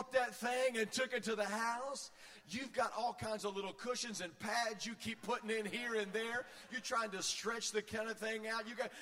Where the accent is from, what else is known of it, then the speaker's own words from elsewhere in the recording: Virginia, United States; moved away; I grew up in Virginia